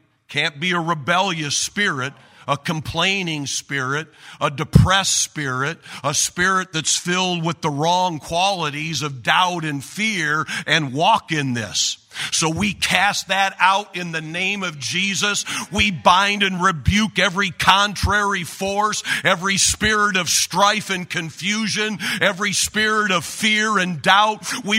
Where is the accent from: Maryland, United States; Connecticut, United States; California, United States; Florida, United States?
Maryland, United States; Baltimore; I'm from Baltimore.